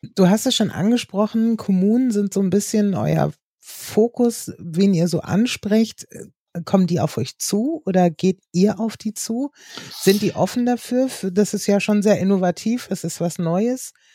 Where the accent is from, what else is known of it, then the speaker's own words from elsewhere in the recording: Northern Germany, Germany; Als Norddeutsche